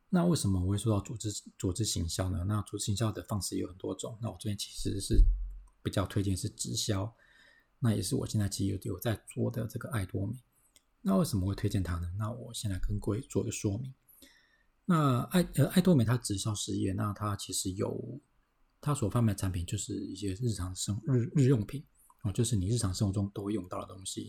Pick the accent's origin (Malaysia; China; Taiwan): Taiwan; 我们台湾人，哦，我们要存钱啊